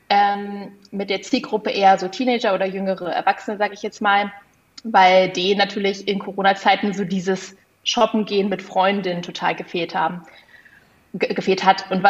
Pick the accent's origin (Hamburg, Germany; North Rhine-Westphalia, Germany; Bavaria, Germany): Hamburg, Germany; Also wenn ich als Hamburgerin jetzt plötzlich auch den Kaffee von einem Minishop in München kaufen kann